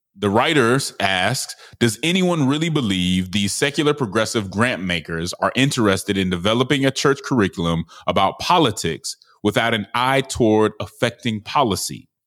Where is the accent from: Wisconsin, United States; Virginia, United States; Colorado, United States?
Colorado, United States; Denver; I'm from Denver